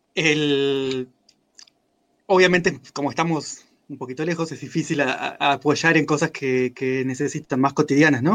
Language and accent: Spanish; Mexico; soy mexicano